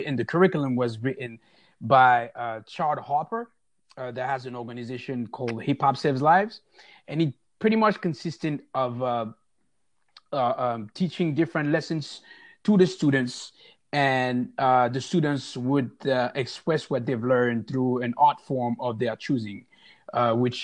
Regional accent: Paris, Île-de-France, France; now in Oakland, United States; I am also from Paris, now residing in Oakland, California.

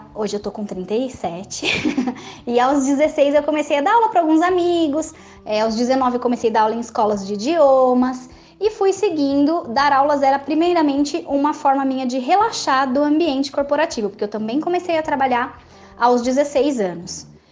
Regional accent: Jundiaí, São Paulo, Brazil; Eu sou natural de Jundiaí, no interior de São Paulo

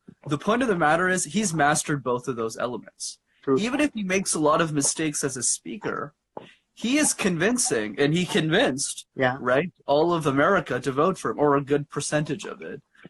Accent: Montreal, Quebec, Canada; Yeah, so I'm born and raised in Montreal, and I live in a suburb in Montreal called Laval.

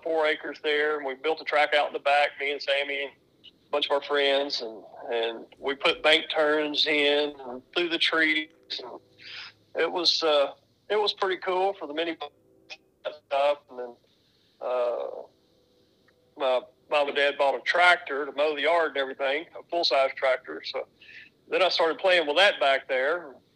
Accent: Bartlett, Tennessee, United States; I'm Bartlett, Tennessee, actually. But I've lived here in the Memphis area my whole life.

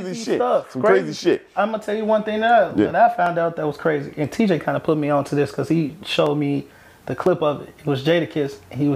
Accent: New York, United States; I'm just talking with my hands I'm from New York.

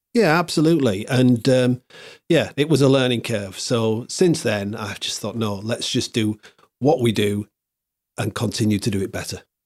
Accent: Hull, Yorkshire and the Humber, United Kingdom; I was born here. It's my, it's my hometown

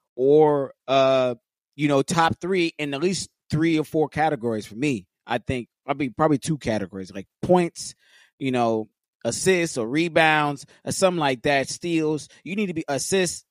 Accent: Los Angeles, California, United States; being born and raised in L

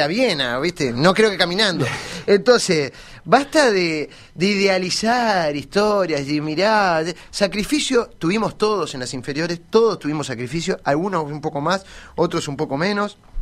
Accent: Colonia del Sacramento, Colonia, Uruguay; yo soy de Colonia

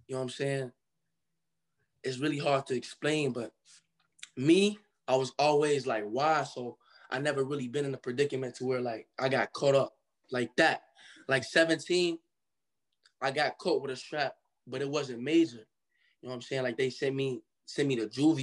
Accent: Cincinnati, Ohio, United States; also born or lived in Michigan; I was born in Michigan, but I grew up in Cincinnati, Ohio.

